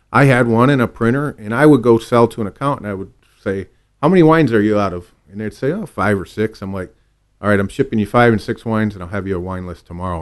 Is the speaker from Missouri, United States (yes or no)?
no; Manistee, Michigan, United States; moved away; I grew up in a small town, Manistee, right on Lake Michigan.